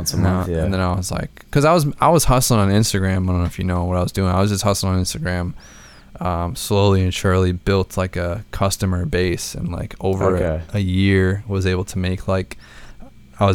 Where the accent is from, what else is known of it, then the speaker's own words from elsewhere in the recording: Braintree, Massachusetts, United States; also born or lived in Ohio; Braintree, Massachusetts, where I fucking grew up